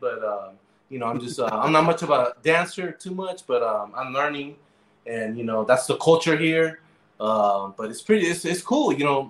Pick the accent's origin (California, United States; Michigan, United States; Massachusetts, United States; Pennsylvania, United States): California, United States; San Francisco; moved away as an adult; now in Colombia; me growing up in San Francisco, being like street smart